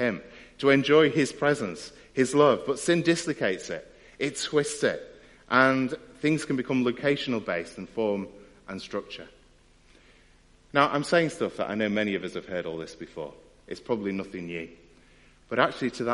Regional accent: United Kingdom; as British people

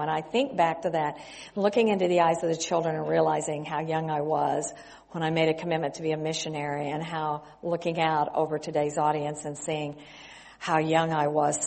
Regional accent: West Texas, United States; moved away as an adult; also born or lived in California / Mexico; I grew up in West Texas

